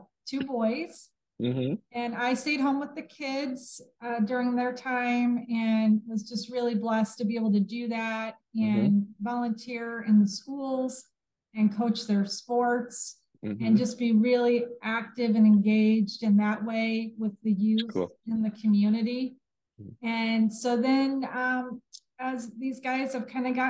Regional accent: Sheridan, Indiana, United States; now in Westfield, United States; I grew up in Sheridan and graduated from Sheridan High School

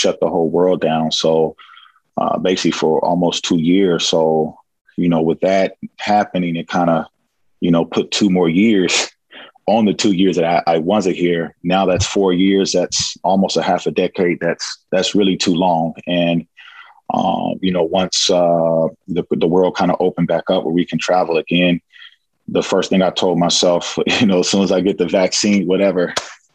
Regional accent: California, United States; moved away as an adult; now in Greece; being born and raised in California and also, you know, staying up in the northern part of California for a part of my life

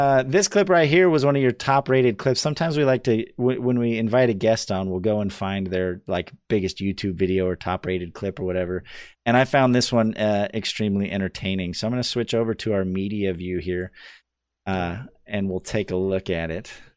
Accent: Idaho, United States; I'm from Idaho.

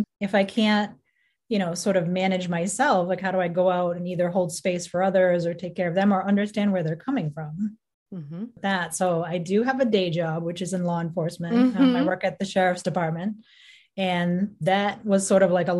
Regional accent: Boston, Massachusetts, United States; I'm from Greater Boston, Northeast, baby

